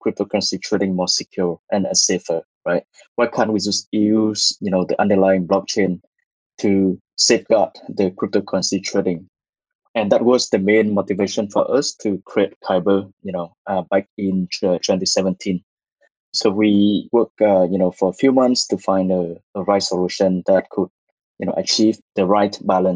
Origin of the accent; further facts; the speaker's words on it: Vietnam; moved away as an adult; also born or lived in Singapore; I was born and raised in Vietnam